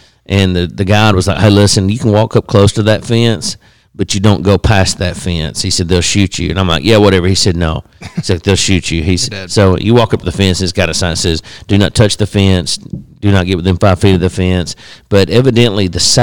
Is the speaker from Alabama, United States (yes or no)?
yes; Alabama, United States; I'm from Alabama